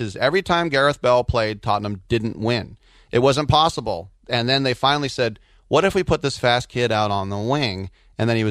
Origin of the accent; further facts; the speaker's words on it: United States; us Americans